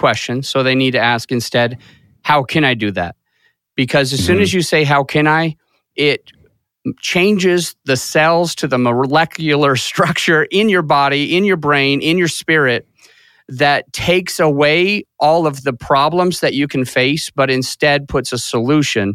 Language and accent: English; Utah, United States; moved away as an adult; now in Colorado, United States; I started growing up in Utah for several years